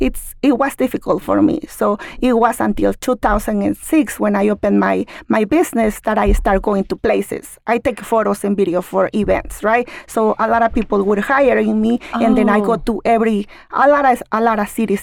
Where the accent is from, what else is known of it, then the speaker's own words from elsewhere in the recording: Oaxaca, Mexico; now in Utah, United States; I told her I'm from Oaxaca.